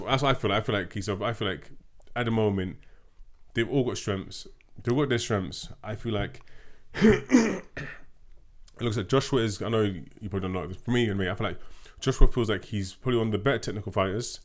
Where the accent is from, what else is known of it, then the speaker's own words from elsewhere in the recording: London, United Kingdom; we're two Londoners